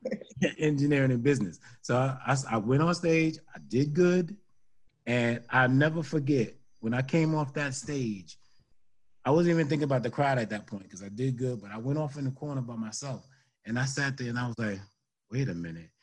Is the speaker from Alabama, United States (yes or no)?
no; New York City, New York, United States; born or raised there; moved away as an adult; now in New Jersey, United States